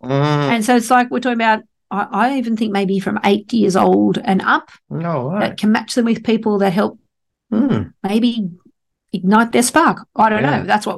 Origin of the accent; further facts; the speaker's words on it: Sydney, New South Wales, Australia; I grew up on the Northern Beaches